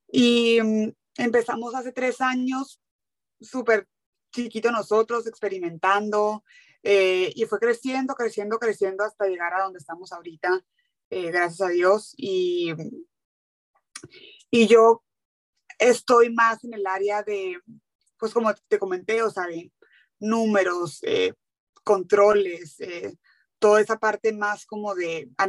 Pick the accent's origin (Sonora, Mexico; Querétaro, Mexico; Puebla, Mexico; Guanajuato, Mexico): Sonora, Mexico; Hermosillo; moved away as an adult; also born or lived in Mexico City; now in San Diego, United States; Yo soy de Hermosillo, Hermosillo, Sonora. crecí ahí, viví ahí toda mi vida hasta la carrera que me fui a estudiar. Yo estudié en la Ciudad de México